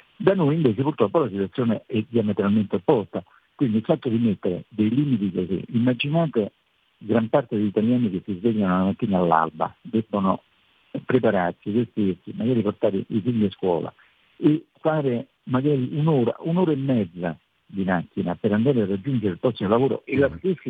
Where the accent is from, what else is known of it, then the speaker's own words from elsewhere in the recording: Rome, Lazio, Italy; sono romano